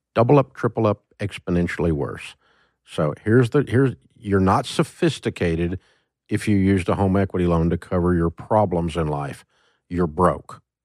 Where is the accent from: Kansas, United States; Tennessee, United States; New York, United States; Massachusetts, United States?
Tennessee, United States; Antioch; I'm from Antioch, Tennessee